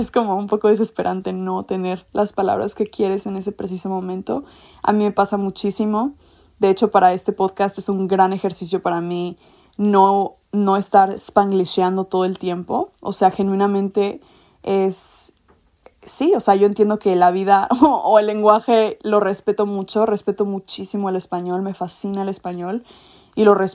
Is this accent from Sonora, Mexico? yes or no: no; Mexico City, Mexico; yo crecí en México, en Ciudad de México, y me moví mucho por el país.